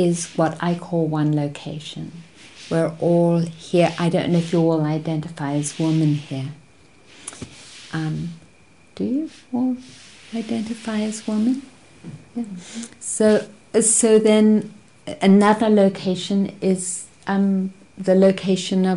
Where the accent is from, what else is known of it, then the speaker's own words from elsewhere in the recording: South Africa; growing up in South Africa as a white person